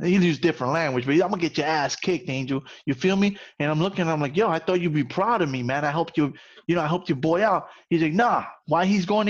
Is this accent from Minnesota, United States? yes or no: no; New York City, New York, United States